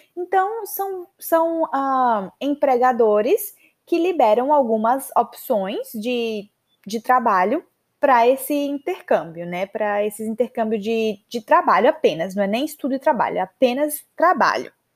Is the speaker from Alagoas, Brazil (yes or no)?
yes; Maceió, Alagoas, Brazil; moved away as an adult; also born or lived in São Paulo, Brazil / United States / Canada; Eu sou de Maceió